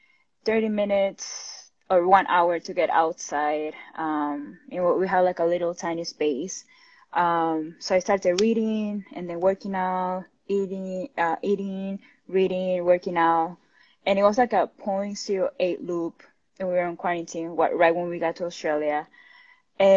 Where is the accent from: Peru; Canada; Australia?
Peru; moved away as an adult; also born or lived in Miami, United States; now in California, United States; I'm originally from Peru. I was born and raised there. And I moved to the United States 5 years ago